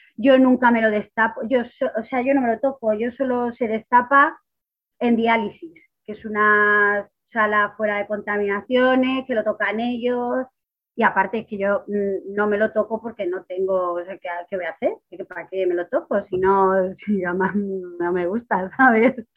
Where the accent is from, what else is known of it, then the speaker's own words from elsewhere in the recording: Ciudad Real, Castilla-La Mancha, Spain; soy de Ciudad Real